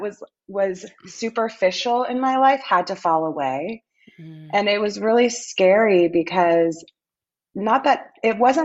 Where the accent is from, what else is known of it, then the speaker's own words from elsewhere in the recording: Austin, Texas, United States; moved away; My hometown.